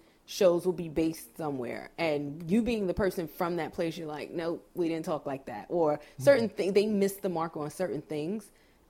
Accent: New York, United States; I'm from New York

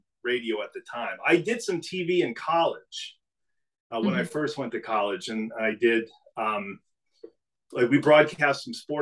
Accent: New England, United States; also born or lived in Maine; growing up in New England, I went to school in Maine

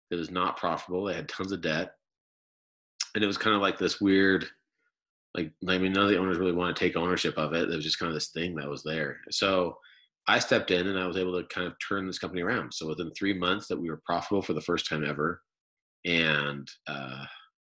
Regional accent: Chicago and then New Jersey, United States; moved away as an adult; now in Utah, United States; my childhood was growing up in Chicago and then New Jersey

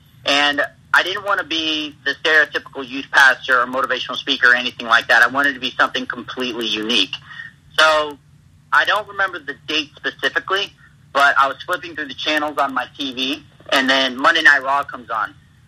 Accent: Kalamazoo, Michigan, United States; born there; also born or lived in Lake Wales, Florida / Wichita, Kansas; Well, I was born in Kalamazoo, Michigan, actually, to two loving parents who are still together.

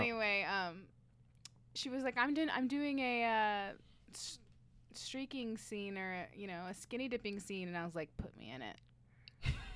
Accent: Tucson, Arizona, United States; moved away as an adult; also born or lived in Flagstaff, Arizona; now in Scottsdale, United States; I'm from Tucson

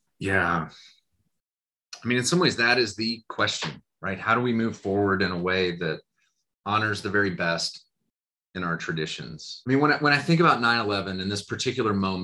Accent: United States; as American people

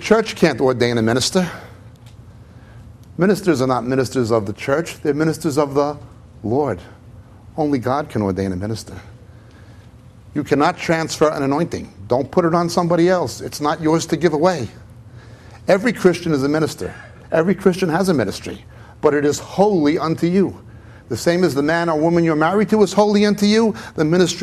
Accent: United States; also born or lived in Israel; now in England; I live mainly in England than in Israel, even though I was born in America.

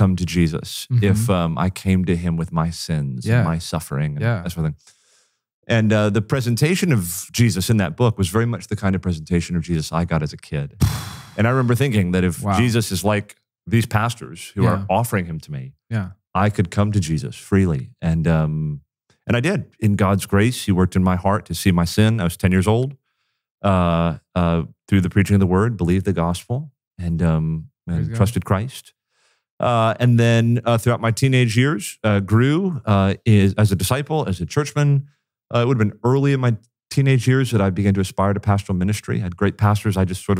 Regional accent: Florida, United States; born there; So I was born in South Florida, just north of Miami, in a wonderful church.

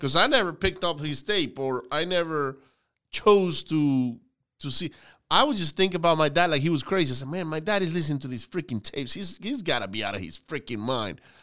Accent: Venezuela; now in United States; I grew up in Venezuela

